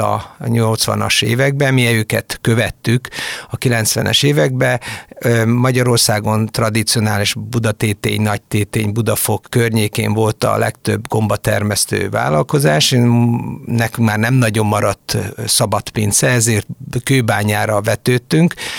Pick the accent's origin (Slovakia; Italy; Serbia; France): Serbia; Senta, Vojvodina; moved away as an adult; also born or lived in Budapest, Hungary; now in Hungary; mindannyian délvidékről származunk, azaz a történelmi Magyarország területéről, valamikori Bácsbodrog bodrog vármegyéből, Zántáról, ami Szegettől délre a Tisza mentén található